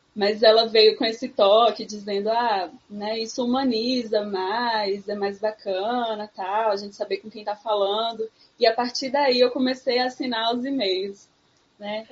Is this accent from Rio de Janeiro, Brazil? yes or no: no; Sertão of Pernambuco, Brazil; eu venho do sertão de Pernambuco